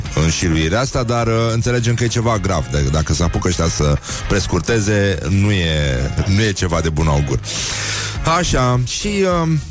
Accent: Brăila, Brăila County, Romania; eu sunt din Brăila

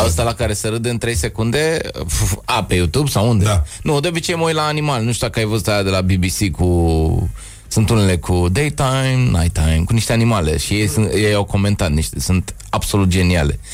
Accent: Bucharest, Romania; Eu sunt bucureștean, jet BG, deși sunt crescut în tineretului

